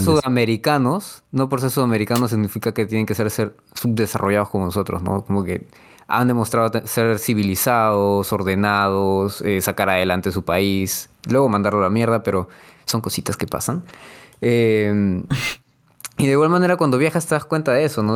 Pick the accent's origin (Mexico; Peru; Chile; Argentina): Peru; los peruanos de por sí tenemos algo místico